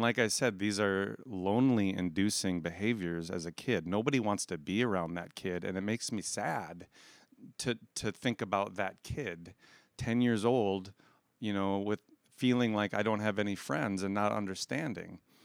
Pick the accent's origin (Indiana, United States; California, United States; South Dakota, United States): South Dakota, United States; Aberdeen; I grew up in Aberdeen, South Dakota